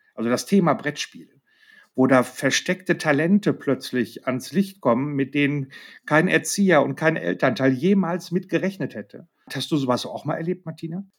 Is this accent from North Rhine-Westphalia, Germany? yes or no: yes; Marl, North Rhine-Westphalia, Germany; in meiner Heimatstadt in Marl